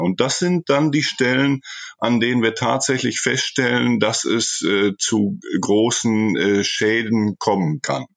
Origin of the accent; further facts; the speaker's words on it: Germany; moved away as an adult; now in Chile; an meine Jugend in Deutschland, an meine Kindheit in Deutschland.